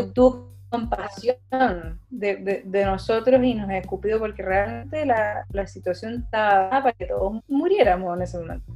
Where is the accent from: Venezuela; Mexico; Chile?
Chile; Pensaríamos que como chilenos